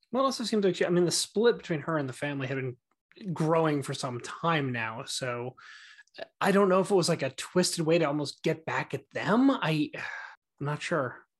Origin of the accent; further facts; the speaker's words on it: Franklin Lakes, New Jersey, United States; I grew up in Franklin Lakes, New Jersey